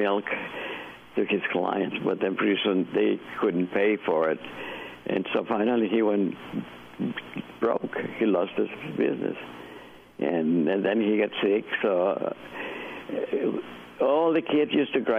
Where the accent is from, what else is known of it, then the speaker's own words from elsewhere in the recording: Texas, United States; also born or lived in Monterrey, Mexico; I've been raised here, educated. I'm from Texas